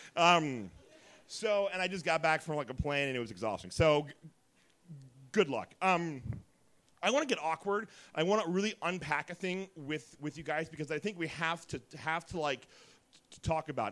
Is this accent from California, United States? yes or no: no; Dayton, Ohio, United States; also born or lived in Oakwood, Ohio / Beavercreek, Ohio; I'm from Dayton